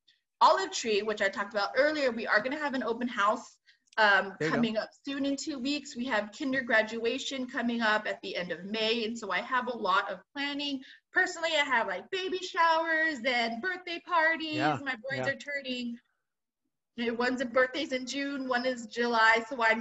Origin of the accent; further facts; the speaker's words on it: Philippines; I mean, I'm Filipino, so I have that nod to baked.